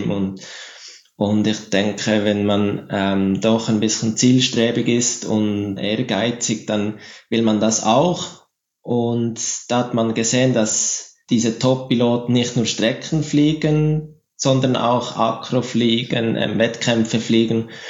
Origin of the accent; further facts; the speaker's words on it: Frutigen, Bern, Switzerland; Frutigen, da wo ich aufgewachsen bin, hat man nach der Flugschule einen ziemlich guten Anschluss mit dem, mit dem lokalen Club.